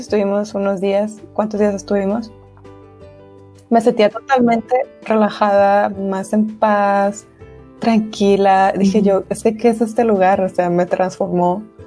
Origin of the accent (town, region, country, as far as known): Monterrey, Nuevo León, Mexico